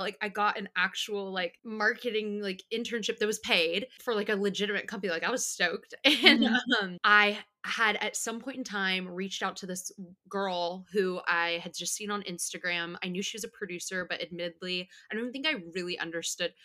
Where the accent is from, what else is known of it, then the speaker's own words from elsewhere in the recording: Bakersfield, California, United States; moved away; I am from Bakersfield, California